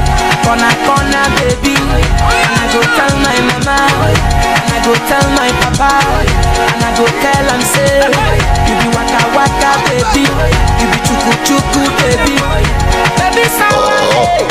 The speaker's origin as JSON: {"language": "English", "town": "Portmore", "region": "Saint Catherine", "country": "Jamaica", "said": "I'm from Portmore."}